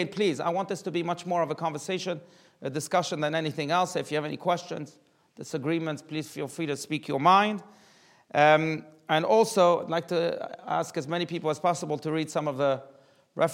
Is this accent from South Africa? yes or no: yes; South Africa; now in United States; growing up in South Africa, there was a very massive advertisement campaign